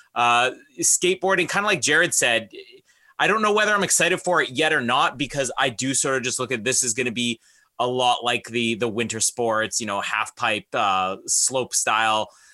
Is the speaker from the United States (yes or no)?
no; Canada